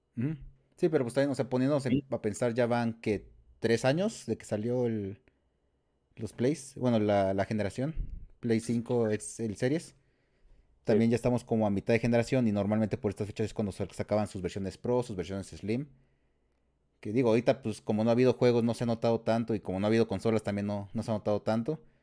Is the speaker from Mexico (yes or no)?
yes; San Luis Potosí, Mexico; de San Luis Potosí, de la, tierra de las enchiladas potosinas